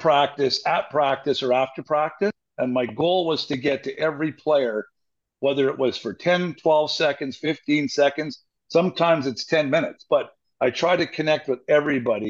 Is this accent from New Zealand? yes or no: no; British Columbia, Canada; moved away as an adult; now in Åmål, Sweden; I'm a Canadian